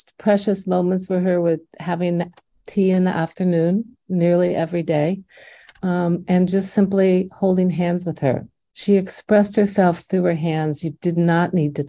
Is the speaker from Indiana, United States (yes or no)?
yes; Indiana, United States; accent: Midwestern; now in Washington, D.C., United States; growing up in Indiana